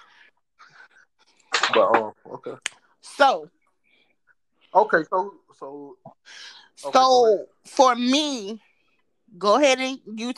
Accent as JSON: {"language": "English", "region": "Florida", "country": "United States", "said": "I'm from Florida"}